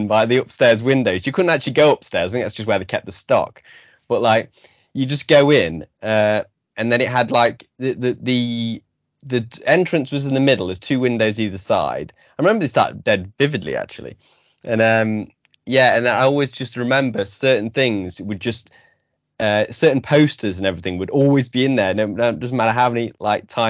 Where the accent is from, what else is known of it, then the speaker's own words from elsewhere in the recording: Belper, East Midlands, United Kingdom; moved away as an adult; I grew up in Belper, which is a small town. I live there again now